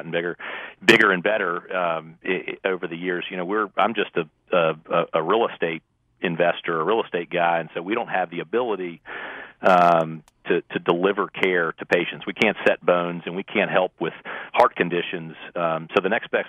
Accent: Richmond, Virginia, United States; moved away as an adult; also born or lived in Winston-Salem, North Carolina / Chapel Hill, North Carolina; now in Charlotte, United States; after growing up in Richmond.

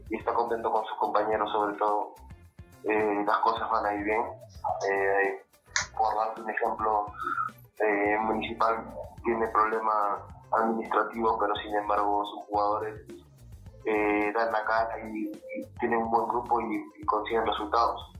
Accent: Bellavista, Callao, Peru; en el Callao, Bellavista.

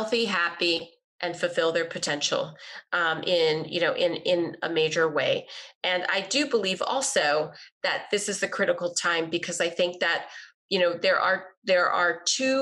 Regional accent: Texas, United States; I grew up in Texas in the 80s

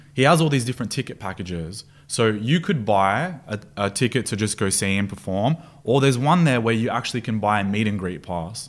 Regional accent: Sydney, New South Wales, Australia; moved away as an adult; also born or lived in Stanmore; now in Dubai, United Arab Emirates; Born and raised in Sydney

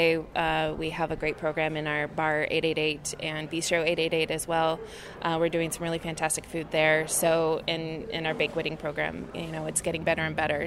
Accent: Southern California, United States; moved away as an adult; also born or lived in Napa / Baltimore; now in San Francisco, United States; born and raised in Southern California, I came up to Northern California.

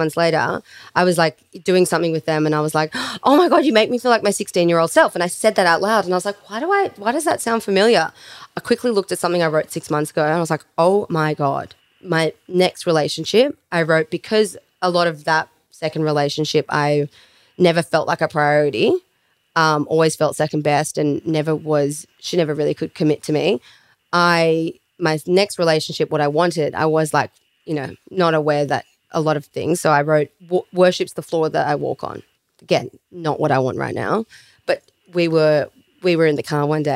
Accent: Melbourne, Victoria, Australia; now in Sydney, Australia; I come from Melbourne

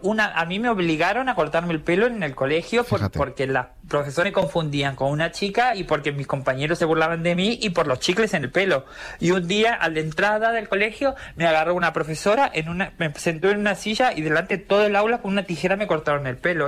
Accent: Argentina; now in Spain; vengo como de, Argentina, donde no tenemos, donde no tenemos realeza

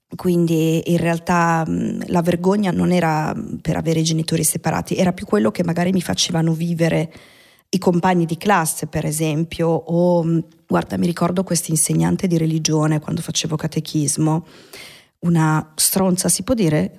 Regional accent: Milan, Lombardy, Italy; Io sono nata là, sono nata in Bande Nere a Milano, in via Caterina da Forlì al 44

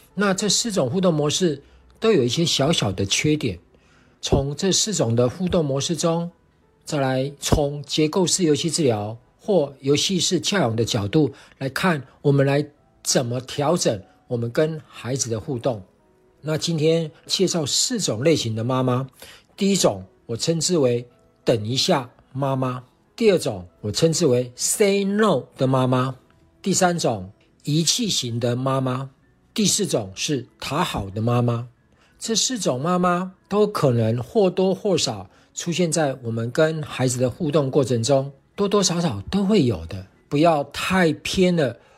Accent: Taiwan; 我是来自台湾的

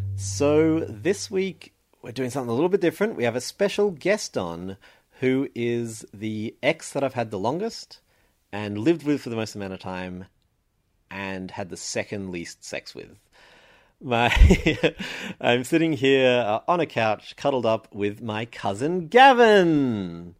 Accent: Sydney, New South Wales, Australia; I grew up in Sydney

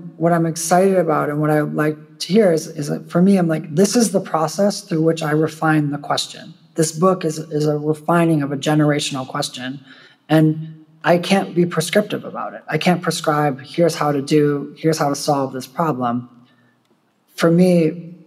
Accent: United States; now in Poland; I'm an American in Poland

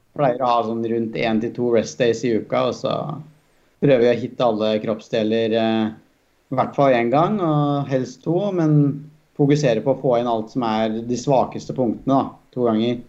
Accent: Toten, Innlandet, Norway; være fra Toten der, da, hvor som er et bitte lite sted

